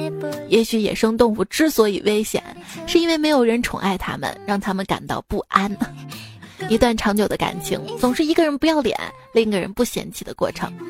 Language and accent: Chinese; Shaanxi, China; 其实我们，我们陕西人。